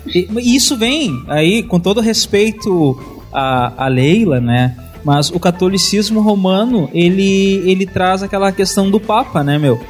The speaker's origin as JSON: {"language": "Portuguese", "town": "Santana do Livramento", "region": "Rio Grande do Sul", "country": "Brazil", "said": "eu sou de Santana do hum. Livramento"}